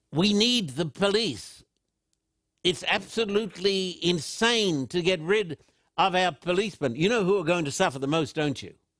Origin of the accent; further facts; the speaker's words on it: Australia; when I was a little boy growing up in Australia